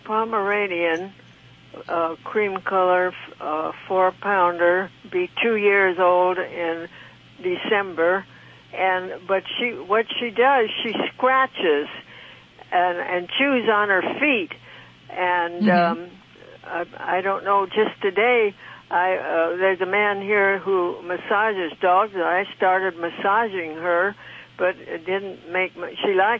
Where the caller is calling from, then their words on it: Palm Springs, California, United States; Right out of Palm Springs, California.